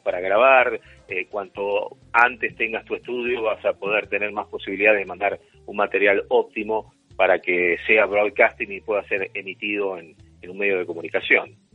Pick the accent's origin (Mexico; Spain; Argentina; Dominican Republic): Argentina; nosotros somos argentinos